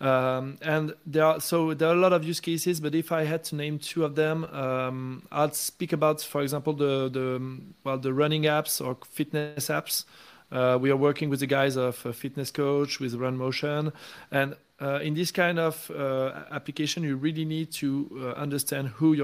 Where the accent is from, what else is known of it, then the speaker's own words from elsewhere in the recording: France; moved away; My home country in France